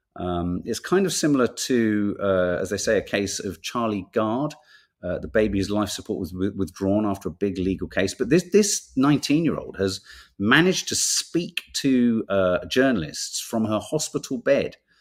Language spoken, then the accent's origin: English; London, United Kingdom; also born or lived in Birmingham / Whitley Bay; we came to London. And then I was in London for the rest of it